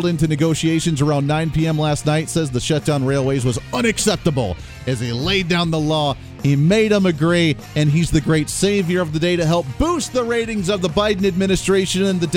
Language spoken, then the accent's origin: English; Ohio area, Michigan area, Rust Belt, Midwest, United States; growing up in the Ohio area, in the Michigan area, in the Rust Belt area